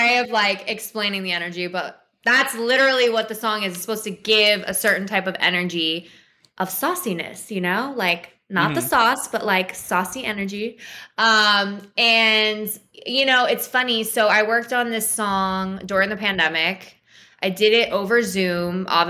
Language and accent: English; New Jersey, United States; moved away; I'm from South Jersey. I'm a Jersey girl.